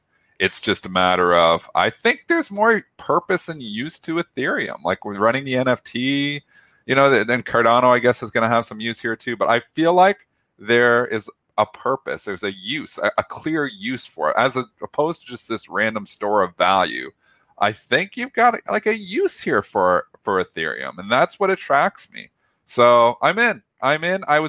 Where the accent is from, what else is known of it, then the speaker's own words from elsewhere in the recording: Canada; I'm Canadian